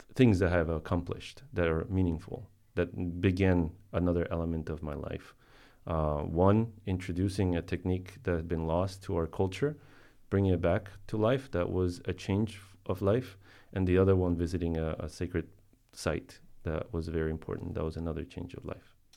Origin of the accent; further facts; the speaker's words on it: Colombia; I was born in Colombia